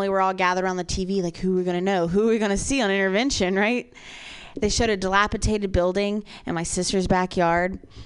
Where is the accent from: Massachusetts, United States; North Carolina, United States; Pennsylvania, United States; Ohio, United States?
Ohio, United States; I'm from Ohio. The opiate crisis there is so bad, man.